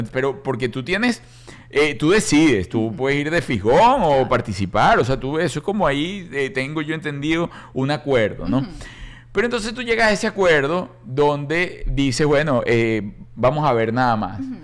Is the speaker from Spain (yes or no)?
no; Venezuela; Somos nosotros los venezolanos